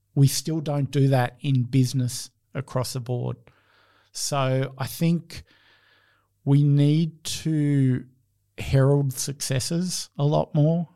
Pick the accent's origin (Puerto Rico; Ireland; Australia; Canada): Australia; I see myself as Australian